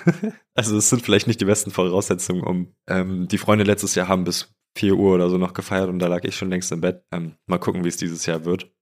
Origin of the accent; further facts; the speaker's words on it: Falkensee, Brandenburg, Germany; moved away; in Falkensee, wo ich herkomme